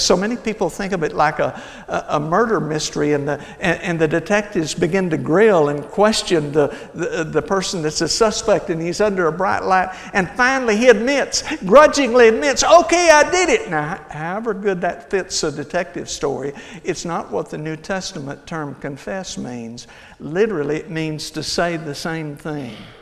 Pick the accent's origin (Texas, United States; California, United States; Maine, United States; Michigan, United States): Texas, United States; Hillsboro; I grew up in Hillsboro, Texas, about 60, 70 miles south of here